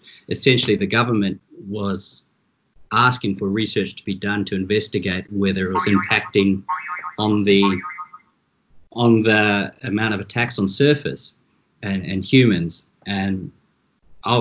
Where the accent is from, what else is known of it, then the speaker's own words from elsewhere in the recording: New Zealand; moved away as an adult; now in South Africa; You can tell from my accent, I'm originally from New Zealand. I've been here now over 20 years. And I grew up like, you know, most kids in New Zealand